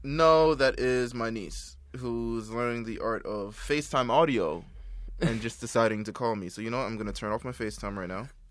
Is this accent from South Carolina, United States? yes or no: no; New York City, New York, United States; I'm from Brooklyn